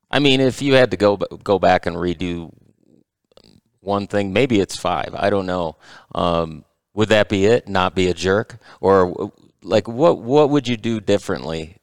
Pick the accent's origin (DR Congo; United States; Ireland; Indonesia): United States; Michigan; we're from Michigan